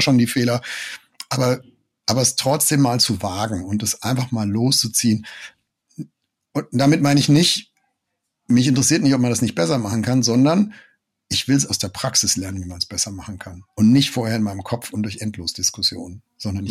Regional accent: Germany; wir als Deutsche

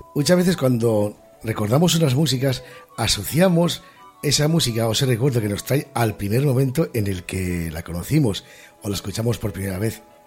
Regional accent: Gijón, Asturias, Spain; yo soy de Gijón

